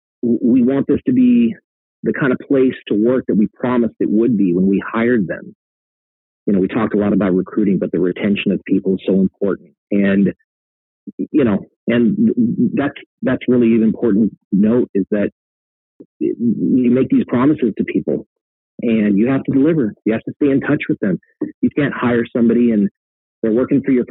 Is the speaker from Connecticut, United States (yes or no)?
no; Colorado, United States; now in Los Angeles, United States; My family's in Denver, right? I'm from Colorado.